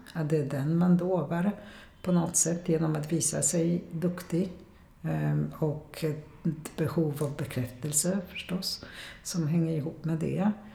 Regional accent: Poland; first language Polish; Swedish is a second language; now in Sweden; jag kommer också från Polen

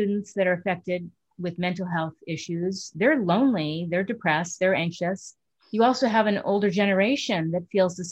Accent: Connecticut, United States; also born or lived in Manhattan, New York; I was born in Connecticut, lived in Manhattan, and then back to Stanford

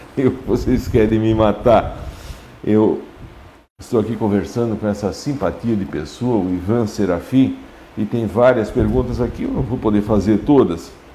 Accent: Brazil; Lá no São Miguel, onde eu nasci

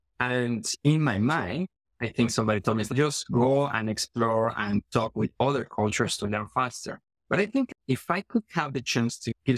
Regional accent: Mexico City, Mexico; moved away as an adult; now in Canada; I work for one of the big banks here in Canada. And my story as a newcomer was quite interesting because I'm originally from Mexico City

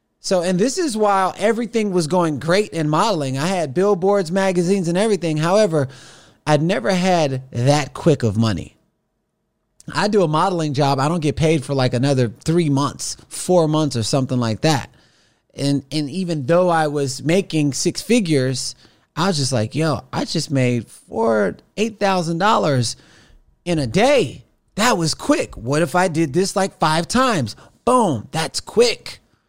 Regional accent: Los Angeles, California, United States; I was like, yo, man, I'm from Los Angeles.

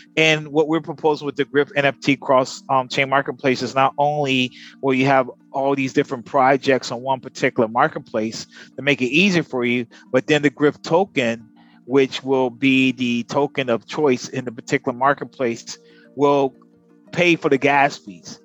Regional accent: United States; now in Philippines; We actually are American. He's Filipino American. I'm African American. And we here in the Philippines

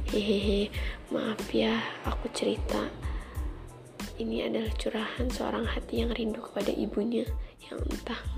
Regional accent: Lampung, Indonesia; Oh iya, asal aku dari Lampung Selatan, guys.

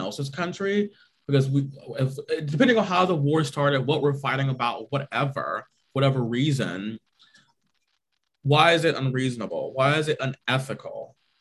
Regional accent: United States; our freedoms as Americans

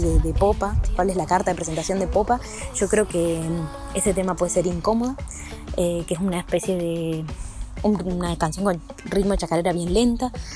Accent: Salta, Argentina; Soy de Salta.

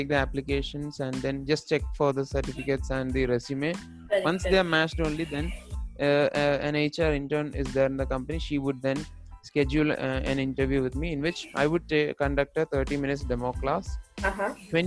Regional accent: Kerala, India; also born or lived in Qatar; I'm from Kerala.

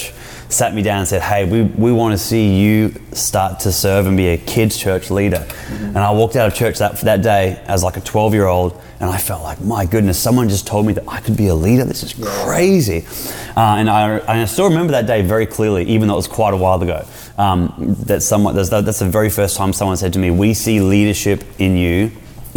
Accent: Brisbane, Queensland, Australia; moved away as an adult; now in San Diego, United States; We're from Brisbane

